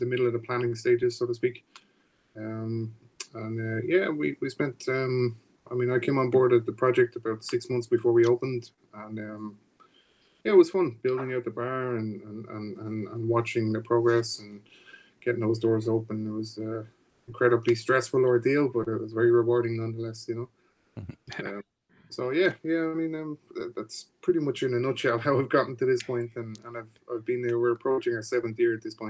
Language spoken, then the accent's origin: English; Dublin, Leinster, Ireland; moved away as an adult; also born or lived in Maryland; now in United States; I'm born and raised in Ireland, in Dublin. I moved here about 15 years ago